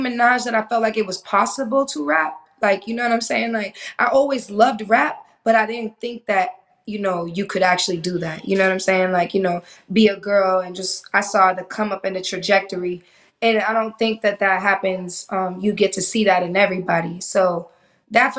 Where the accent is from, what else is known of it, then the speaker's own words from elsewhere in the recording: Boston, Massachusetts, United States; also born or lived in Miami; now in Los Angeles, United States; I grew up in Boston